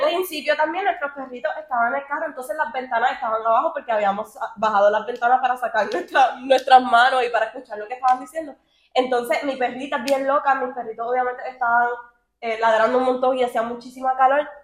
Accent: Miami, Florida, United States; somos de Miami

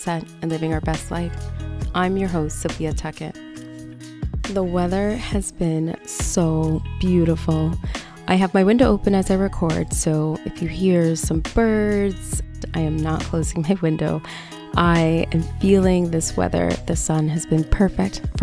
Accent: Canada; I'm Canadian

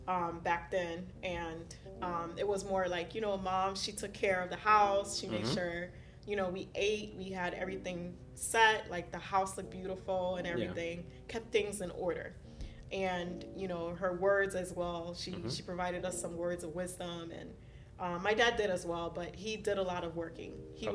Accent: Miami, Florida, United States; first language Haitian Creole; English is a second language; also born or lived in Haiti; I grew up in South Florida, so okay. Miami.

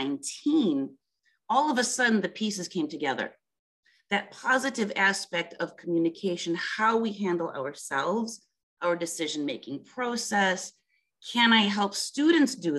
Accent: Milwaukee, Wisconsin, United States; moved away as an adult; now in France; I was born in Milwaukee, Wisconsin.

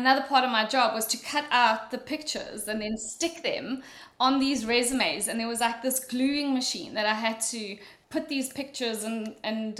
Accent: South Africa; moved away as an adult; also born or lived in Mauritius / Dublin, Ireland; I'm sure you're all wondering what my accent is, I went to school in South Africa. I was born in a little island of Mauritius

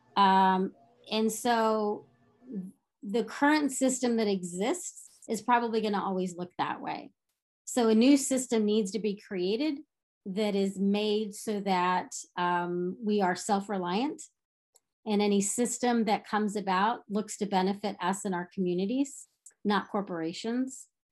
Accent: Texas, United States; growing up in Texas

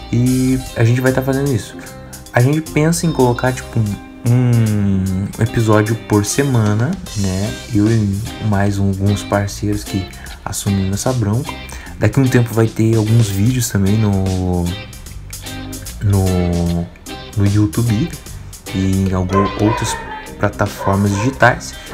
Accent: Santo André, São Paulo, Brazil; Eu sou paulista, cara. Paulista aí de Santo André, cara.

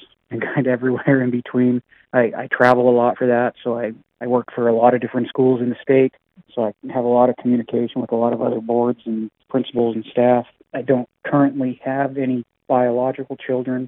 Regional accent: Havre, Montana, United States; I've been born and raised in Havre, been here all my life

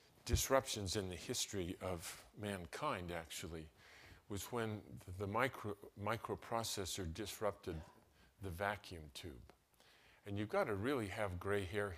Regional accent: Salt Lake City, Utah, United States; My brother and I was raised in Salt Lake City.

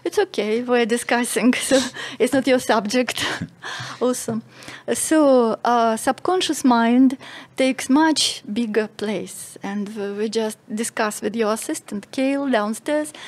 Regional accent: Russia; moved away as an adult; now in Malta; I'm from Russia

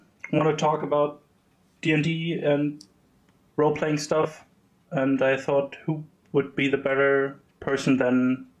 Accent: Germany; I'm from Germany, living in Berlin.

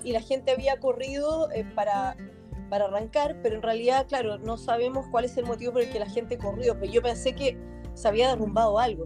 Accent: Chile; moved away

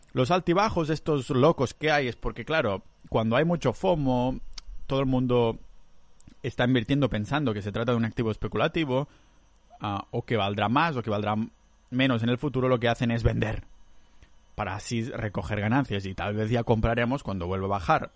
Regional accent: Catalonia, Spain; moved away; yo soy muy catalán

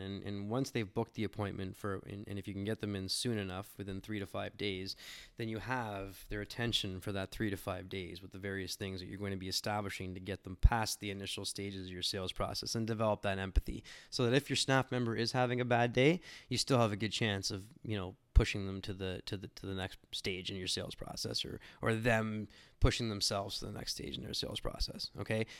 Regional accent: Canada; being a Canadian

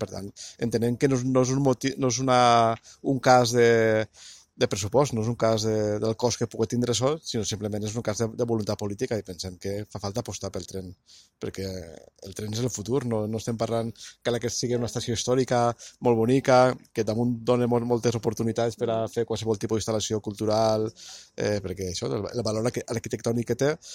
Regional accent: Castellón, Valencian Community, Spain; la gent que som de Castelló

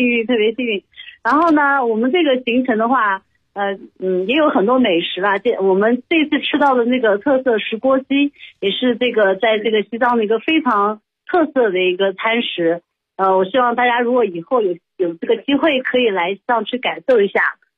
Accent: Suzhou, Jiangsu, China; 我是来自苏州的

